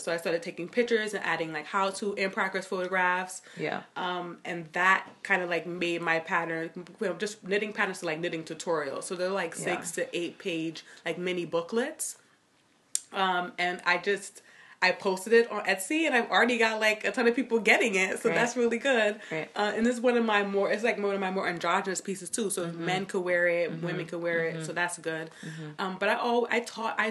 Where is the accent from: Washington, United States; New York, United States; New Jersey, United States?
New York, United States; New York City; also born or lived in Miami; I grew up in Brooklyn. That's like my hometown. I was born in Miami, but I moved when I was like a year